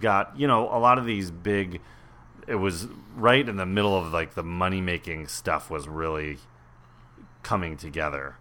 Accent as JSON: {"language": "English", "area": "Westchester", "region": "New York", "country": "United States", "tie": "born or raised there", "said": "I grew up in Westchester."}